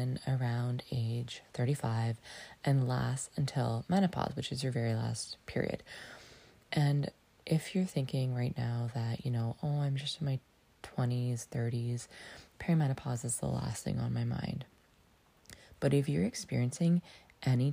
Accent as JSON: {"language": "English", "town": "Lion's Head", "region": "Ontario", "country": "Canada", "tie": "born or raised there", "moved": "yes", "said": "my hometown, Lion's Head"}